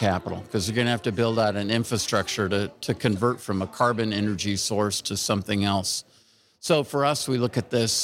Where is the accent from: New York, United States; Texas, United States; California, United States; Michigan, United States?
California, United States; I'm from California